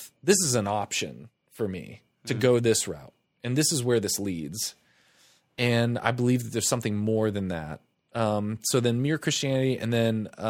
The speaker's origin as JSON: {"language": "English", "town": "Tampa", "region": "Florida", "country": "United States", "tie": "born or raised there", "said": "We moved around a lot, but for the most part, Tampa."}